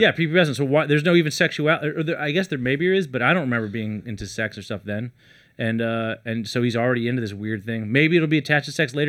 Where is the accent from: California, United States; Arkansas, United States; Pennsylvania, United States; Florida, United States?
California, United States; Los Angeles; also born or lived in San Francisco Bay Area; I'm actually from L